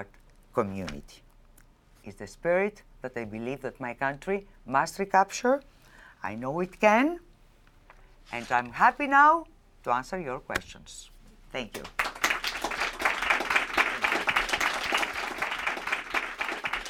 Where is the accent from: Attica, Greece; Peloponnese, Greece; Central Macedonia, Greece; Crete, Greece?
Crete, Greece; I was born in Crete, in Greece